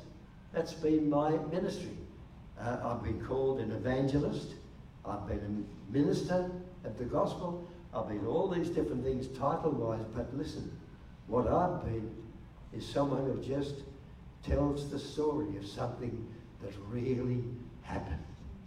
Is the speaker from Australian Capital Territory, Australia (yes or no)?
yes; Canberra, Australian Capital Territory, Australia; I said, "Oh, I come from Canberra, Wal."